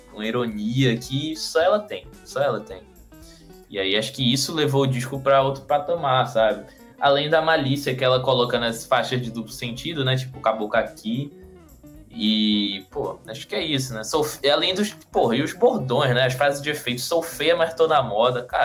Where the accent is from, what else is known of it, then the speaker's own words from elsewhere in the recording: Recife, Pernambuco, Brazil; Eu sou de Recife, né? Nascido e criado em, em, na região metropolitana do Recife.